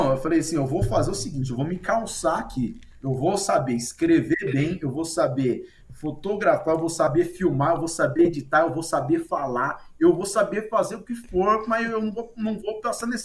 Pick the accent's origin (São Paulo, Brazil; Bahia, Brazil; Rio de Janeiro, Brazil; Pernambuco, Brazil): São Paulo, Brazil; Marília; Eu sou de Marília, interior de São Paulo, eu era repórter de rádio, né?